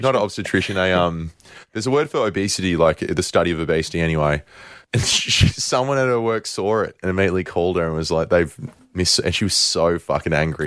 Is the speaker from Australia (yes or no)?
yes; Australia; we're Australian